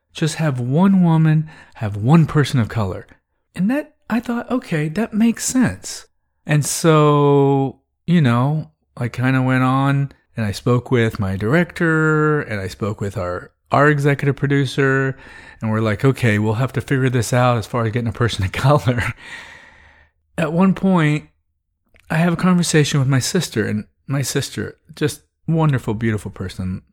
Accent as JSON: {"language": "English", "region": "Texas", "country": "United States", "tie": "born or raised there", "said": "growing up in the South"}